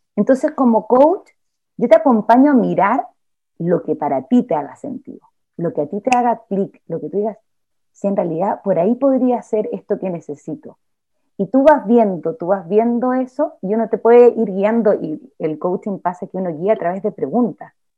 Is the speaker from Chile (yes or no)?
yes; Chile; nací en Chile, en una familia determinada